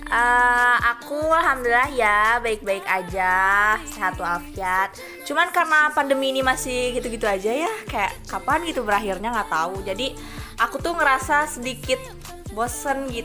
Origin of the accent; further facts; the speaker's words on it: Bandung, West Java, Indonesia; padahal kan aku orang Bandung ya jadi nggak bisa ke sana gitu